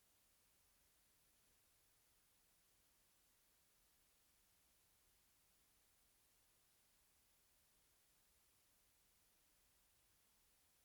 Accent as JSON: {"language": "English", "town": "Orlando", "region": "Florida", "country": "United States", "said": "we're from Orlando, Florida"}